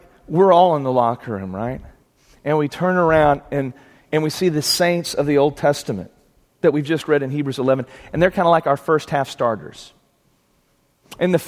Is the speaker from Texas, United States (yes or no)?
yes; Plainview, Texas, United States; I'm from West Texas. I grew up in a little town called Plainview, Texas.